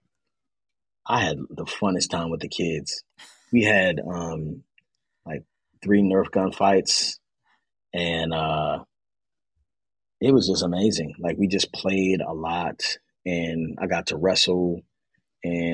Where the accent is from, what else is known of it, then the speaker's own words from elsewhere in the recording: Baltimore, Maryland, United States; moved away as an adult; I'm Baltimore, born and raised